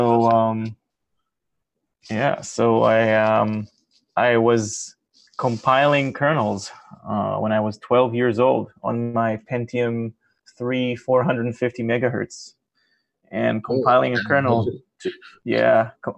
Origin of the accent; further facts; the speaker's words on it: Israel; moved away as an adult; now in Massachusetts, United States; I am in Massachusetts right now. This is where I live in the past 3 years, and I'm originally from Israel